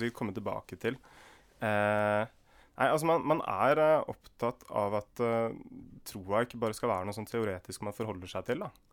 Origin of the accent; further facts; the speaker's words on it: Indre Østfold, Norway; moved away as an adult; also born or lived in Kristiansand; Der jeg vokste opp i Indre Østfold